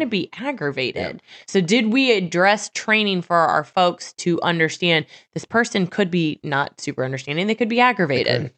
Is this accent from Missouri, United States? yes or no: yes; Missouri, United States; I'm from Missouri